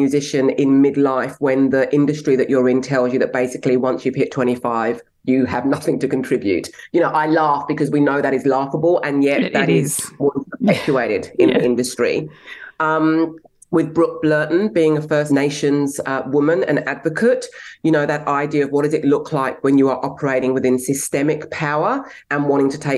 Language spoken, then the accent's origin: English; England, United Kingdom; now in Australia; I was born in England, but I have Nigerian heritage. I'm an Australian citizen, and I've had a very, very diverse life.